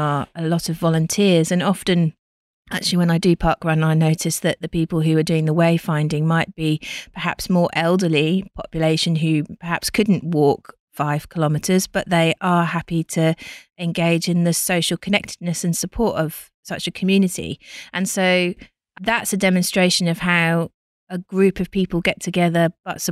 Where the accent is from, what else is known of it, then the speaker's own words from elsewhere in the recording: England, United Kingdom; now in Australia; I'm from England and UK